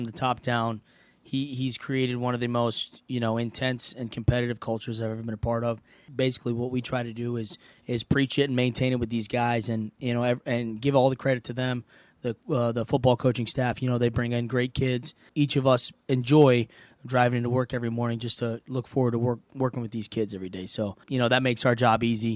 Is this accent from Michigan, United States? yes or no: yes; East Lansing, Michigan, United States; moved away as an adult; now in Cincinnati, United States; I'm from East Lansing, Michigan